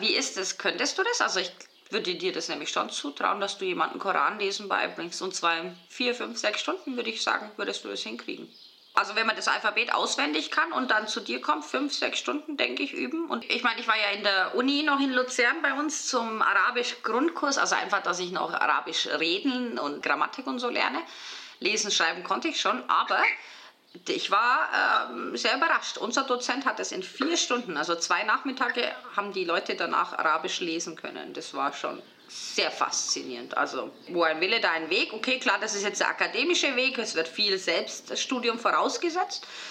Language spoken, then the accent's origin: German; Bavaria, Germany; moved away as an adult; now in Switzerland; Ich bin ja aus Bayern, deswegen frage ich so verdutzt. Ich war 21 Jahre in, Bayern in der Schule